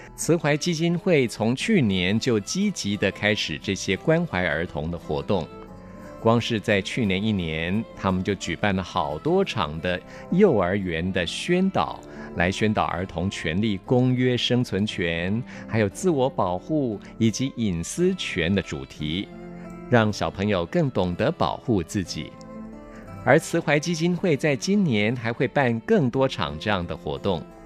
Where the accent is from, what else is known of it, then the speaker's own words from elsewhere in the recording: Taiwan; 让我们台湾每一个社区